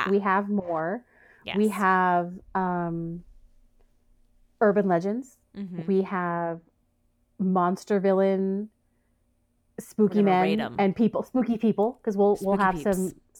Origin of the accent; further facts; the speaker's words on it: United States; I'm an American.